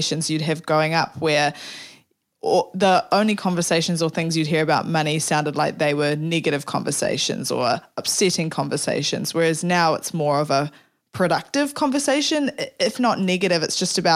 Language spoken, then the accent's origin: English; New Zealand; I'm from New Zealand, so instead of super, we call it KiwiSaver